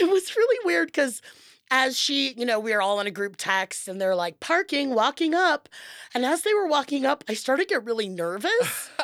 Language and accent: English; Los Angeles, California, United States; I, I'm from Los Angeles